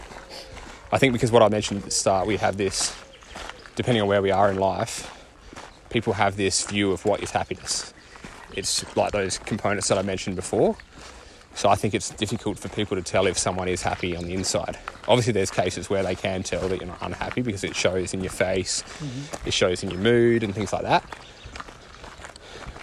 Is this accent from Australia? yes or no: yes; Australia; I'm Australian